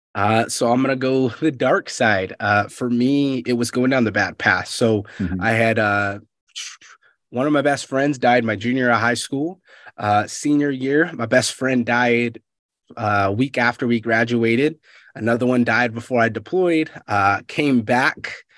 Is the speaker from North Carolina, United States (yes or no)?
no; Fresno, California, United States; moved away; I'm from Fresno, California originally